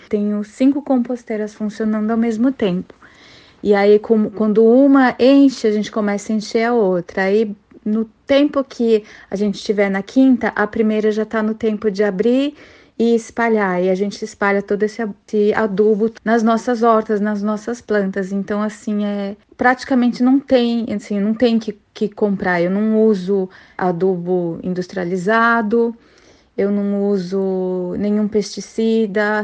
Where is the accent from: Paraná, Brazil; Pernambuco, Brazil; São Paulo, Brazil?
São Paulo, Brazil; now in Mackay, Australia; vim de São Paulo